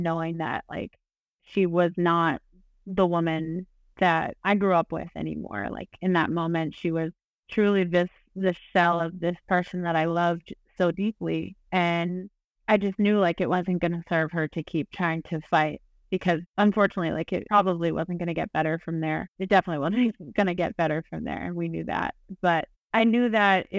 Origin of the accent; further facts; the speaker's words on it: Delaware, United States; I grew up in Delaware, but all of my family is from New York